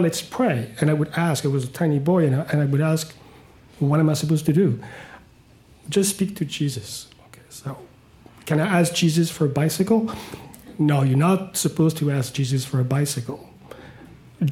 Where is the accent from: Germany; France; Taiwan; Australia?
France; Paris, Île-de-France; moved away; I grew up in Paris, in France